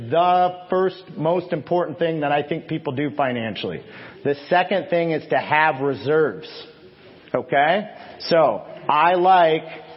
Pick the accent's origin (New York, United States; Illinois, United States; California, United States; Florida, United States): Illinois, United States; I'm from Illinois